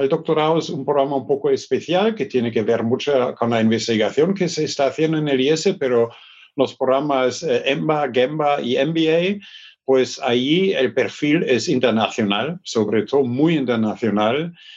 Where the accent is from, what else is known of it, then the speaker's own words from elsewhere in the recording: Germany; Spanish is a second language; moved away; also born or lived in Stuttgart; yo soy del norte de Hamburgo